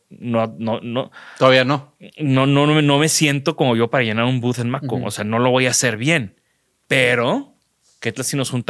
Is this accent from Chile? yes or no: no; Mexico; oye, pues somos diseñadores mexicanos, acabas de abrir tu hotel allá danos chance de hacer una fiesta.